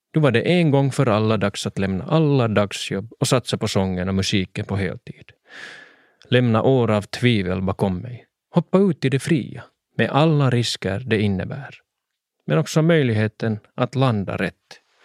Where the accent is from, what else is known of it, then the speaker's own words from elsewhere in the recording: Swedish-speaking Finland, Finland; olika teaterscener hemma i Svenskfinland